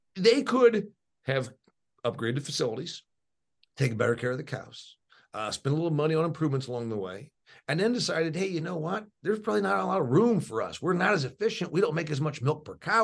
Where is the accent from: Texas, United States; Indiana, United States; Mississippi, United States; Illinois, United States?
Indiana, United States; I'm from Indiana.